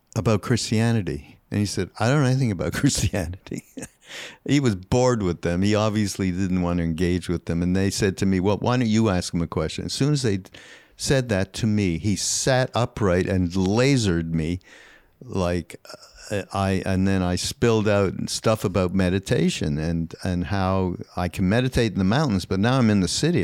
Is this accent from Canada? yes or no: yes; Canada; Canadian, 'cause I'm Canadian